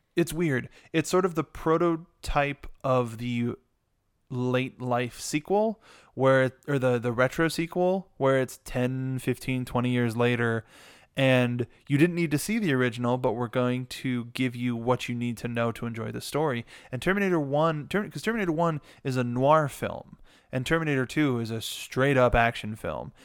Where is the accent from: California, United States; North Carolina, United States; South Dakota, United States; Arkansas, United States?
California, United States; Los Angeles; we're born and raised in Los Angeles